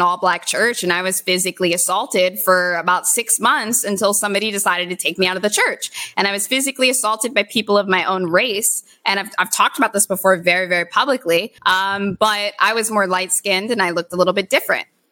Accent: Gloucester, Virginia, United States; moved away as an adult; now in Los Angeles, United States; I'm from Virginia. I'm from Southern Virginia, close to North Carolina. So in Gloucester, Virginia

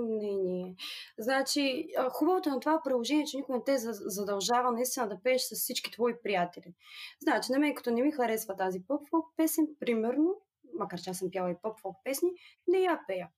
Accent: Burgas, Burgas Province, Bulgaria; Аз съм от Бургас и работя като юрисконсулт.

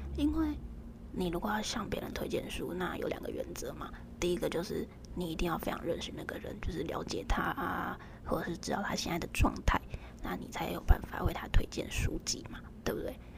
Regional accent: Taiwan; 我们台湾人

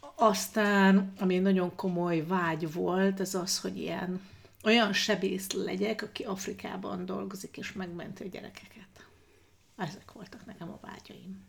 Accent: Ózd, Borsod-Abaúj-Zemplén, Hungary; moved away as an adult; also born or lived in Budapest / Sweden; Ózdon születtem

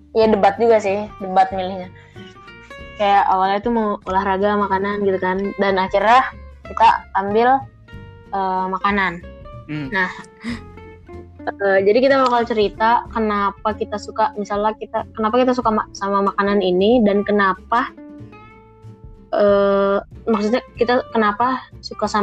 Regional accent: Malang, East Java, Indonesia; Karena kan aku asal Malang nih

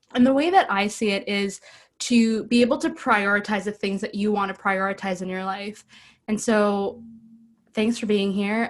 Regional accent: Ottawa, Ontario, Canada; I'm from Ottawa

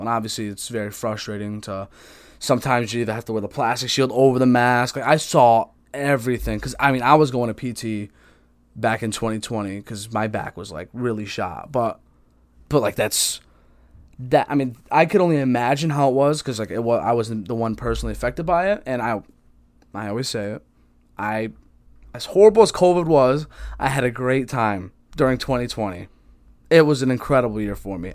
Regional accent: Connecticut, United States; I'm just Connecticut, everything. I could tell you everything about Connecticut

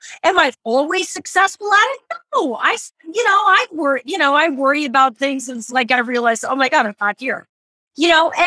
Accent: Idaho, United States; moved away; I often tell my kind of story about growing up in Idaho

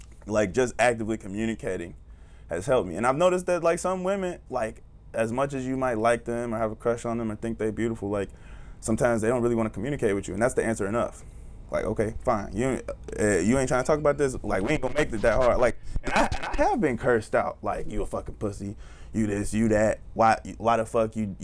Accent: the South, United States; I was raised in the South.

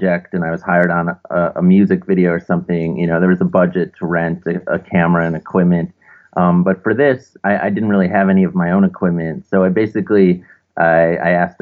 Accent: Milwaukee, Wisconsin, United States; now in Brooklyn, United States; So I'm originally from Milwaukee, Wisconsin. So originally from the Midwest, but I currently live in Brooklyn, New York.

